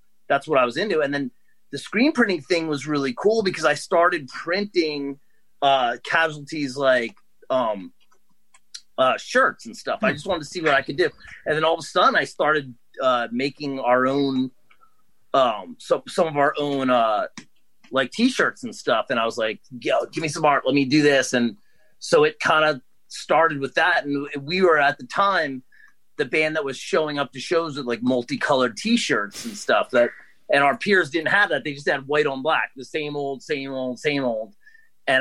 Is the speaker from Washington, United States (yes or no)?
no; New Jersey, United States; also born or lived in New York City; I grew up in New Jersey